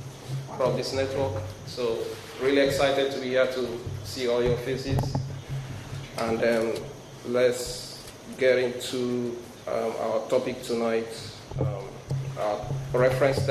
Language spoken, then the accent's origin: English; Nigeria; moved away; I have an accent, so I'm originally from Nigeria